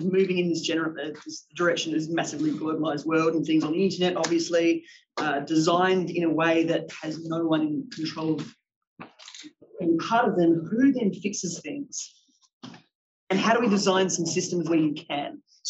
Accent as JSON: {"language": "English", "country": "Australia", "moved": "yes", "said": "I'm Australian Research Fellow in Belfer Centre."}